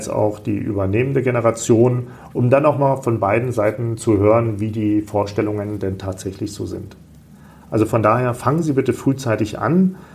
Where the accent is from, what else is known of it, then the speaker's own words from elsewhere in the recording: Salzgitter, Lower Saxony, Germany; born there; now in Kassel, Germany; Aus Salzgitter bei Braunschweig.